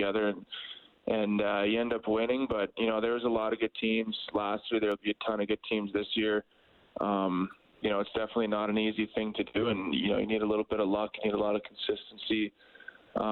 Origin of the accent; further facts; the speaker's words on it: White City, Saskatchewan, Canada; moved away; White City, my hometown